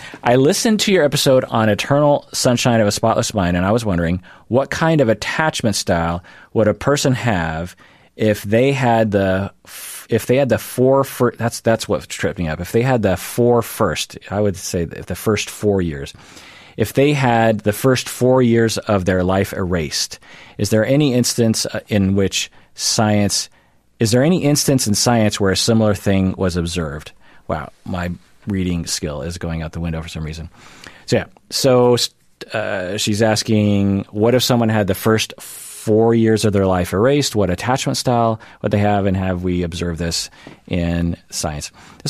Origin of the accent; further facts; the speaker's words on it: Switzerland; Yes, I'm from Switzerland.